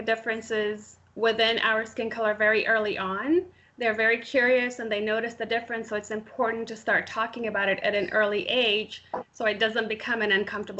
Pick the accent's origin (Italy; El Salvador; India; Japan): India; I'm Indian.